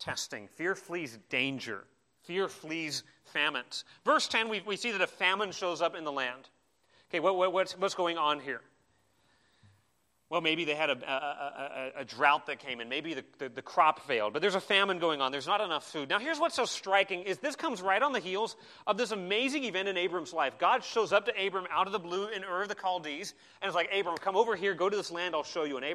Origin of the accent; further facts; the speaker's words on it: Arizona, United States; I grew up in Arizona